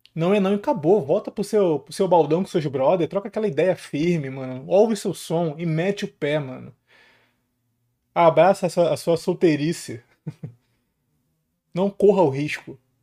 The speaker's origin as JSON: {"language": "Portuguese", "region": "Rio de Janeiro", "country": "Brazil", "tie": "born or raised there", "said": "eu sou aqui do Rio de Janeiro, né? Favela para todos os lados, criado e nascido"}